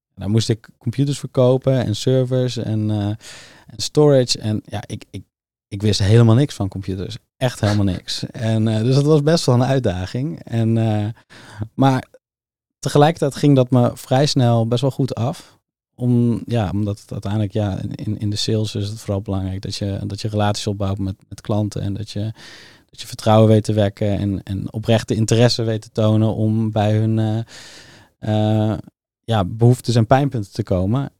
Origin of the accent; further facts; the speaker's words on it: Soesterberg, Utrecht, Netherlands; also born or lived in Zeist; ik groeide eigenlijk op in Soesterberg